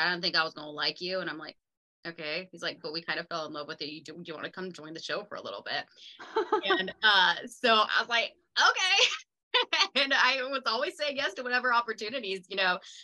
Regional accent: San Diego, Los Angeles, California, United States; also born or lived in Florida; now in Tennessee, United States; I am from San Diego, Los Angeles. I grew up like half and half my life

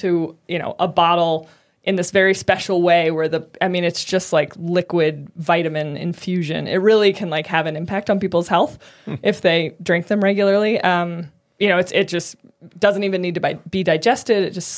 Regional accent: Boulder, Colorado, United States; In Boulder.

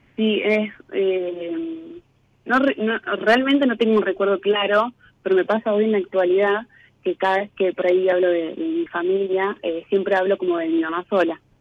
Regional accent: Laboulaye, Córdoba, Argentina; moved away as an adult; now in Córdoba, Argentina; De Córdoba.

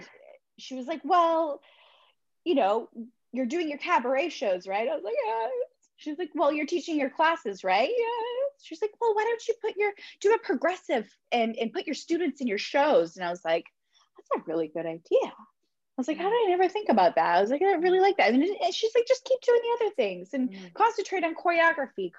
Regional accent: Vancouver, British Columbia, Canada; I'm originally from Vancouver

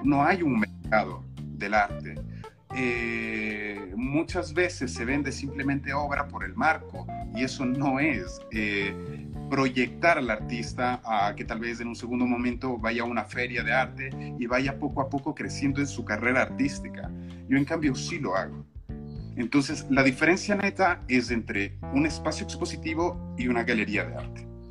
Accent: Ecuador; moved away; soy ecuatoriano, o sea, las raíces son estas

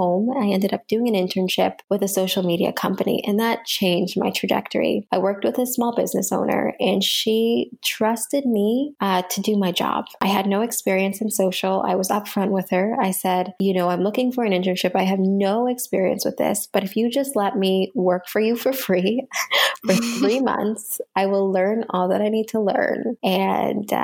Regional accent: Canada; here in North America or as a Canadian

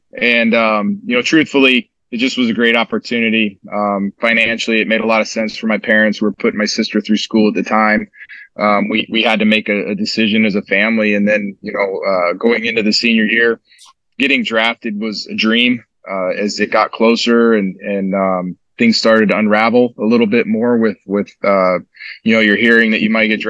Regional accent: Kernersville, North Carolina, United States; moved away as an adult; now in Kansas City, United States; we moved to Kernersville in the late fall of 1992, and I was able to call that part of North Carolina home for 25 years before we had to move to Kansas City.

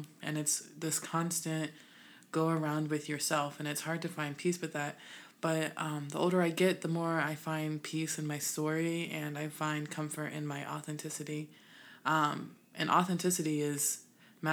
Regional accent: Illinois, United States; also born or lived in West Coast; now in US West Coast; I'm originally from Illinois, Midwest, but now we west-siding it

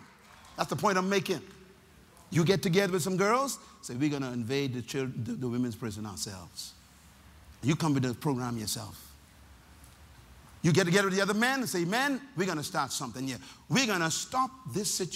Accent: Nassau, Bahamas; I'm from Baintown

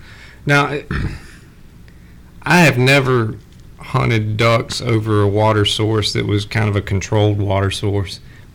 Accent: South Mississippi, United States; I'm from South Mississippi

